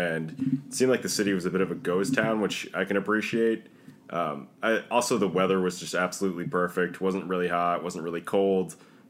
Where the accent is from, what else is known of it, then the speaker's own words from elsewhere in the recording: New York City, New York, United States; You know, being a New Yorker, I'm very much used to the hustle and bustle.